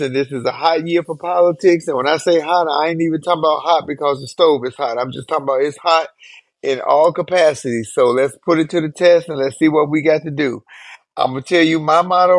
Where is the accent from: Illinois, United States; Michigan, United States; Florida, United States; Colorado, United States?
Illinois, United States; Chicago; moved away; I am in Chicago right now, my hometown, my city